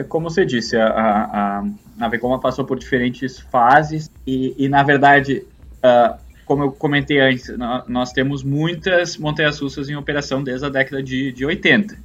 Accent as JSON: {"language": "Portuguese", "country": "Brazil", "tie": "born or raised there", "moved": "yes", "said": "eu como, como né, brasileiro de, de nascença"}